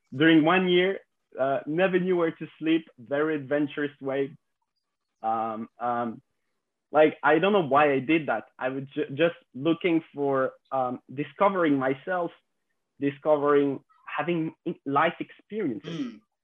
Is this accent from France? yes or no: yes; France; 26 years old and I, I grew up in France